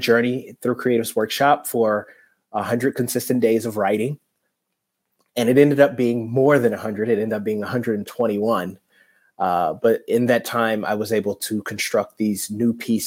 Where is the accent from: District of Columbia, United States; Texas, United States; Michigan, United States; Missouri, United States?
Michigan, United States; Detroit; moved away; I am originally from Detroit, Michigan